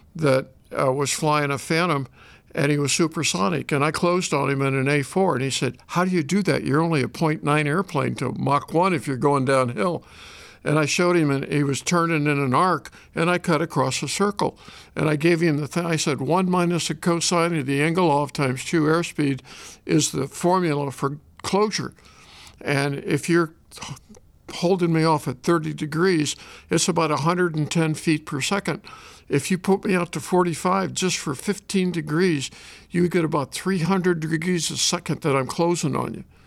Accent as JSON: {"language": "English", "town": "Shelbina", "region": "Missouri", "country": "United States", "tie": "born or raised there", "also_born_or_lived": "Los Angeles, California / Chicago area, Illinois", "moved": "as an adult", "said": "I was born in Los Angeles, but when I was in the sixth grade, we moved back to Shelbyne, Missouri"}